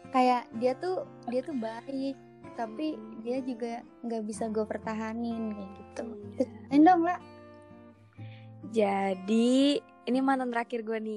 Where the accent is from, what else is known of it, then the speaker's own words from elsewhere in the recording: West Java, Indonesia; kayak mitosnya nih Jawa sama Sunda nggak boleh ya gue Sunda mama gue Jawa